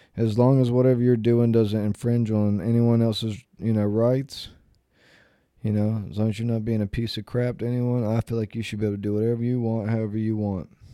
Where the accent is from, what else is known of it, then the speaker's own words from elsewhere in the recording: North Carolina, United States; I'm from North Carolina